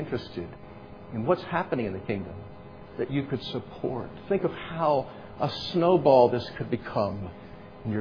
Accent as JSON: {"language": "English", "country": "United States", "said": "we are still in a unique role, a unique position of opportunity as American Christians"}